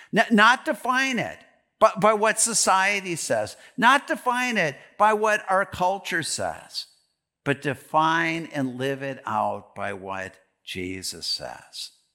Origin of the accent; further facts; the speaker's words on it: Green Bay, Wisconsin, United States; now in Delano, United States; I grew up in Green Bay, Wisconsin